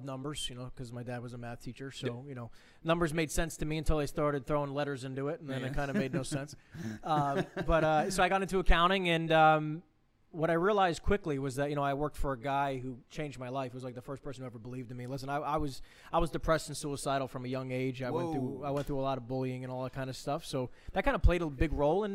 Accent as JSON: {"language": "English", "area": "Monmouth County", "region": "New Jersey", "country": "United States", "tie": "born or raised there", "said": "I'm from, born and raised in Jersey, grew up in Monmouth County"}